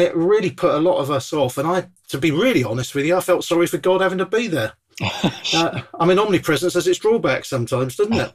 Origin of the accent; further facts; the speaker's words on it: Bournemouth, South West England, United Kingdom; I come from Bournemouth originally, beautiful town on the south coast